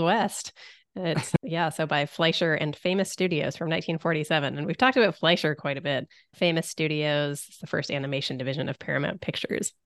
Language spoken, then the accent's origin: English; Canada; I, a Canadian